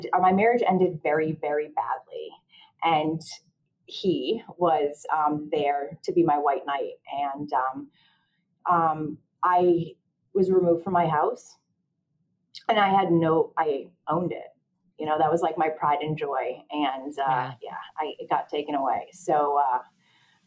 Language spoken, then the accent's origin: English; Connecticut, United States; I'm 40 years old. I'm from Connecticut